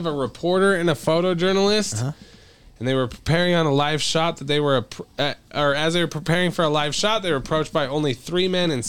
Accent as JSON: {"language": "English", "country": "Belarus", "second_language": "English", "said": "You could go to Africa or my home country, Belarus, right now with a press pass."}